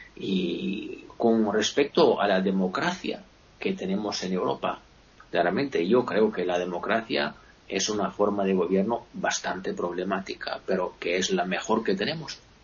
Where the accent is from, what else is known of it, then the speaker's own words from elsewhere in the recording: Italy; yo también como italiano, sobre todo como italiano